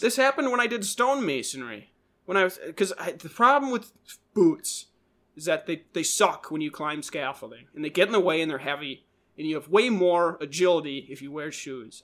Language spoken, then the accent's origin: English; Minnesota, United States; we're from Minnesota.